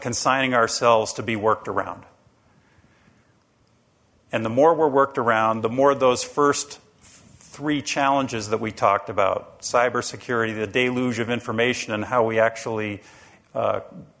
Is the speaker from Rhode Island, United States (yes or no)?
yes; Rhode Island, United States; And I'm from the state of Rhode Island. I live in Rhode Island